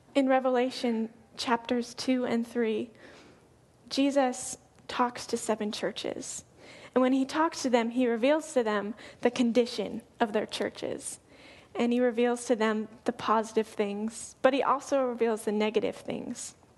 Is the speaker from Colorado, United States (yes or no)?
yes; Colorado, United States; moved away as an adult; now in Oregon, United States; I'm from Colorado, and I moved here about a year and a half ago.